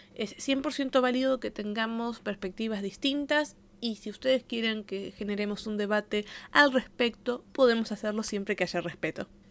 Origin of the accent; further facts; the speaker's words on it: Argentina; accent: Argentine; tengo un acento muy marcado de Argentina